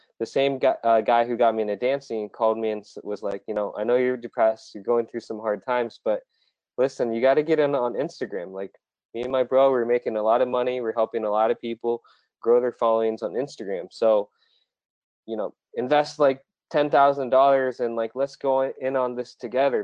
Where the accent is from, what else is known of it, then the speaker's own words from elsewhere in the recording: Iowa, United States; also born or lived in South Korea; I was actually born in South Korea and then adopted by my parents in here in Iowa. So, you know, in the middle of Iowa was hard because I looked different and I spoke different.